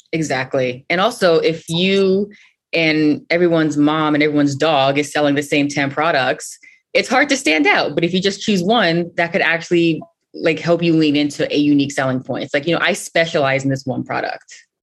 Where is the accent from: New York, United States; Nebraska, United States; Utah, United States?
New York, United States; New York City; I was born and raised in Brooklyn